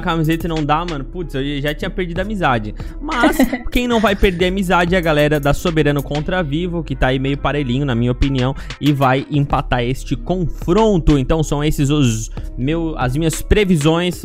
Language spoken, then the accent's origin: Portuguese; Brazil; eu sou brasileiro